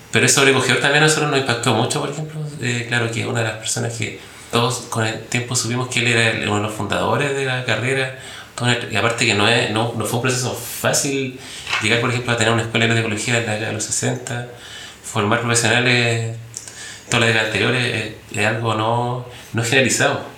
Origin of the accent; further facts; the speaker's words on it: Chile; como sociedad chilena